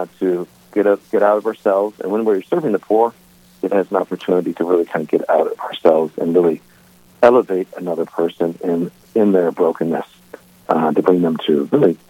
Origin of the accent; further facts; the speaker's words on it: St. Louis, Missouri, United States; also born or lived in Belcourt, North Dakota; now in Grafton, United States; I grew up in St. Louis, Missouri